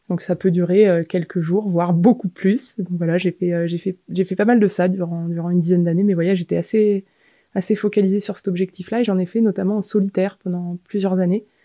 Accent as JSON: {"language": "French", "town": "Dijon", "region": "Bourgogne-Franche-Comté", "country": "France", "tie": "born or raised there", "also_born_or_lived": "Annecy / Besançon / Grenoble", "said": "Je suis née à Annecy, mais presque par hasard. Après, j'ai grandi entre Dijon, Besançon, un peu en Chartreuse vers Grenoble."}